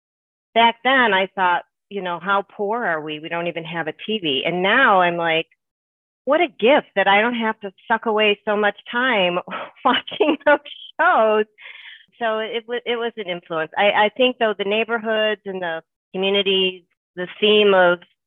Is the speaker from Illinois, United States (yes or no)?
yes; Harvey, Illinois, United States; also born or lived in Chicago Heights / Markham; I grew up in the neighborhoods of Harvey and Markham.